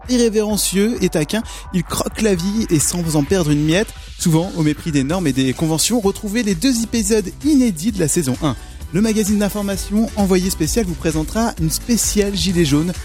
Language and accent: French; Caen, Normandy, France; je suis originaire de Caen